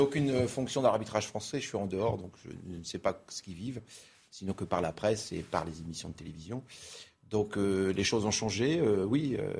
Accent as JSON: {"language": "French", "region": "Brittany", "country": "France", "said": "je suis breton"}